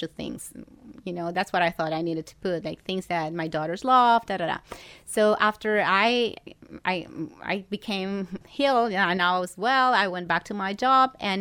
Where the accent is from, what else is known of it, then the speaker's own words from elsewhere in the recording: Ecuador; moved away as an adult; now in Miami, United States; in Ecuador. I'm from Ecuador